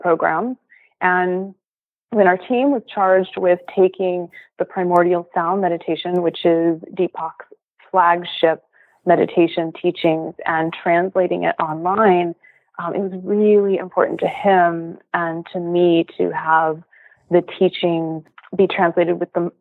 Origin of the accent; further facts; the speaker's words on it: Los Angeles, California, United States; moved away as an adult; also born or lived in Philadelphia; I'm from California originally. So I'm a native LA Californian, two generations